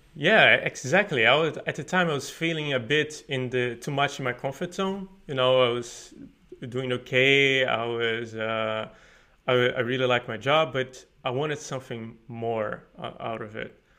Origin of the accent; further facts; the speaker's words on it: Paraíba, Brazil; moved away as an adult; now in Sweden; I'm from Paraíba, which is northeast of Brazil, and I study computer science there